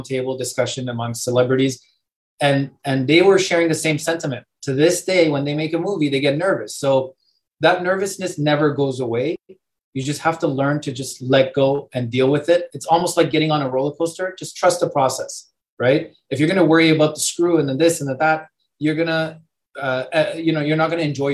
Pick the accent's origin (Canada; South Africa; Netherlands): Canada; born or raised there; also born or lived in Europe